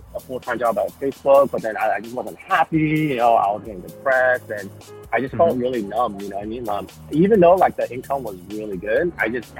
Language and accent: English; Fremont, California, United States; also born or lived in San Jose / Oakland; now in San Mateo, United States; I was born and raised in Fremont, Union City area.